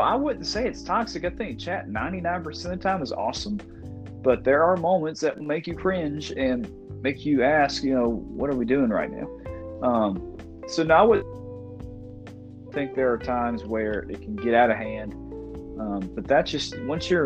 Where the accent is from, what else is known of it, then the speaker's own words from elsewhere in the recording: Mobile, Alabama, United States; we are from Mobile, Alabama.